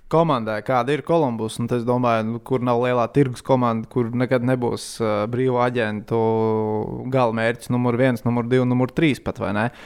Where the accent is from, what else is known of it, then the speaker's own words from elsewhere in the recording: Latvia; jā, es esmu no Latvijas. Es fanoju par Latvijas hokeja izlasi.